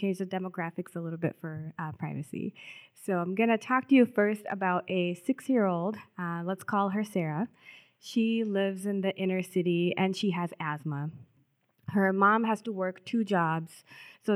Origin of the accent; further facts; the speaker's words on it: South India, India; moved away as an adult; now in Minnesota, United States; I grew up in South India